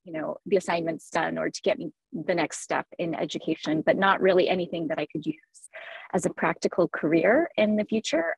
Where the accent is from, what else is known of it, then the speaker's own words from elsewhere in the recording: Tulsa, Oklahoma, United States; now in Bay Area, United States; I did grow up in Tulsa, Oklahoma, like my character.